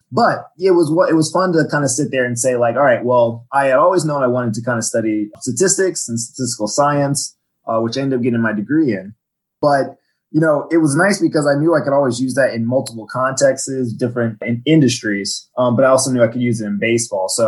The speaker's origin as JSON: {"language": "English", "region": "Virginia", "country": "United States", "tie": "born or raised there", "also_born_or_lived": "Washington D.C.", "said": "I'm from uh, Washington D.C. originally. I grew up on the Virginia side in Fairfax County. I moved around a lot as a kid. I was an army brat, but that's that's where I spent most of my schooling years."}